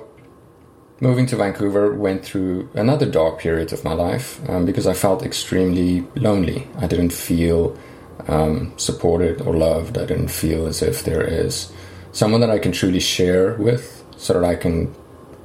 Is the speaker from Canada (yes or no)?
no; South Africa; moved away as an adult; So I grew up in South Africa, and I spent most of my life there. I think I left when I was about 29 or 30